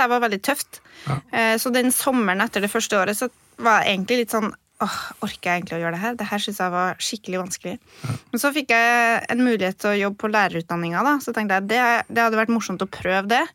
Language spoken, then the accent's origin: Norwegian; Trøndelag, Norway; accent: Trønder; jeg kan snakke trønder